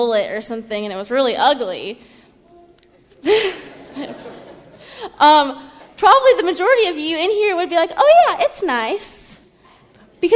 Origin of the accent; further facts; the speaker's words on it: Seattle, Washington, United States; moved away as an adult; now in US South; I'm from Seattle